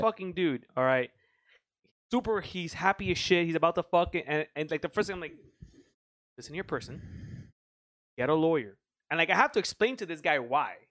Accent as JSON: {"language": "English", "country": "United States", "said": "I'm American"}